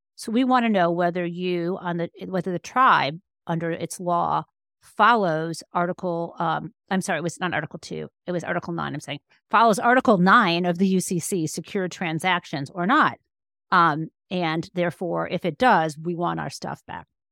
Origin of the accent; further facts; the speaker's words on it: Michigan, United States; I was growing up in Michigan